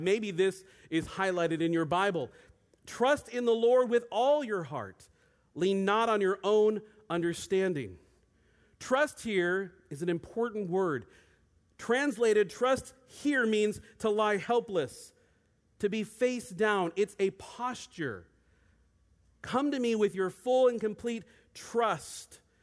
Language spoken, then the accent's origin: English; Federal Way, Washington, United States; moved away as an adult; also born or lived in Bend, Oregon; I grew up in Federal Way